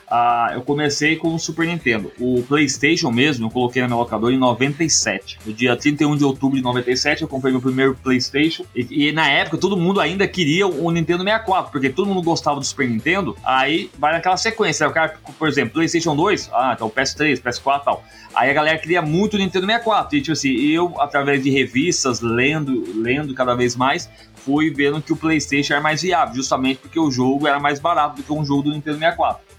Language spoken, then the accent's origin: Portuguese; Mogi Mirim, São Paulo, Brazil; Mogi Mirim, São Paulo.